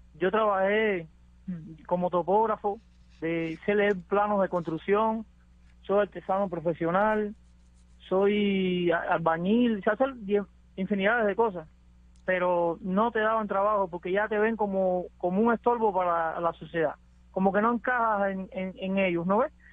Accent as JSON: {"language": "Spanish", "country": "Cuba", "moved": "as an adult", "lives_now": "United States", "said": "antes de yo salir de Cuba, yo me agarra la lancha de la frontera ahí cerca de donde yo vivo"}